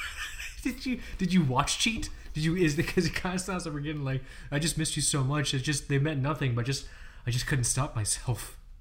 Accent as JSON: {"language": "English", "town": "Fort Lauderdale", "region": "Florida", "country": "United States", "said": "I'm from Fort Lauderdale, I'm from the east coast of Florida"}